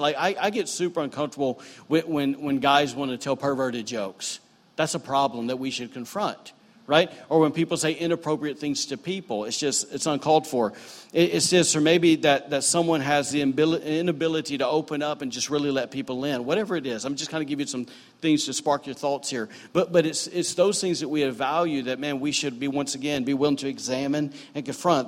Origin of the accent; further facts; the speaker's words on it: the South, United States; now in Rockport, Maine; growing up in the South